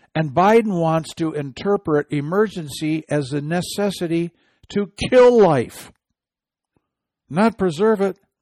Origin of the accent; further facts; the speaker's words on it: Midwest, United States; I'm from the Midwest.